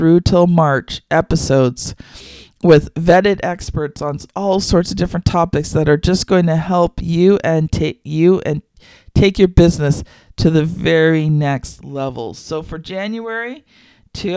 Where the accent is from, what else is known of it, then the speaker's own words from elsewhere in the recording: Canada; I am Canadian